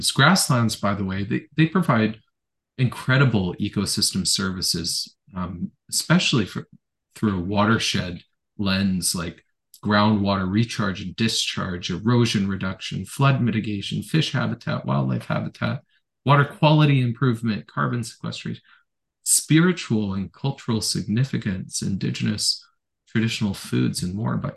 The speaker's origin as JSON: {"language": "English", "region": "Ontario", "country": "Canada", "tie": "born there", "also_born_or_lived": "Elliott Lake / North Delta / Victoria / Strathcona Park", "said": "I was born in Northern Ontario. I lived in Elliott Lake, North Delta, Victoria, Strathcona Park, about a dozen places, perhaps on average, like three years each place I lived."}